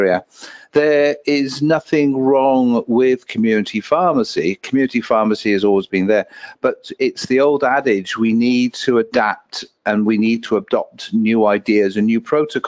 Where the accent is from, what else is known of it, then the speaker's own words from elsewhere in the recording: Wales, United Kingdom; I am from Wales